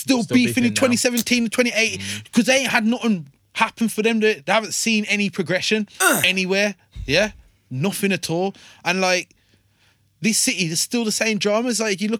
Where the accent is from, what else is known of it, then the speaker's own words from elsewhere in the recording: Wolverhampton, West Midlands, United Kingdom; I can say I'm from Wolves to someone.